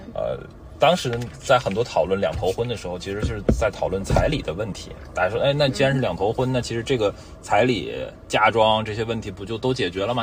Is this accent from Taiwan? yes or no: no; Tianjin, China; now in Shanghai, China; 我是天津人